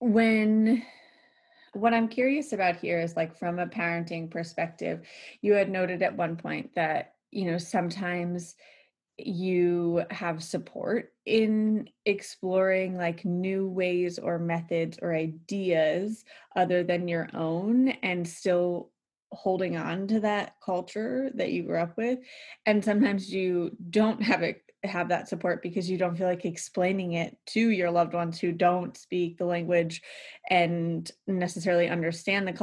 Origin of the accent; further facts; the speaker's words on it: United States; I grew up near Ohio